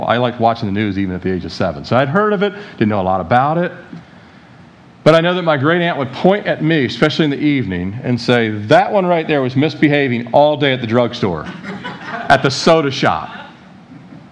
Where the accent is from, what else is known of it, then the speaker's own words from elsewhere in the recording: Annapolis, Maryland, United States; living in Annapolis, Maryland, where I grew up outside the Beltway area there